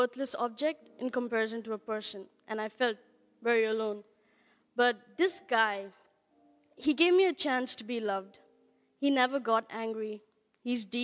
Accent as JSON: {"language": "English", "country": "India", "said": "I'm from India."}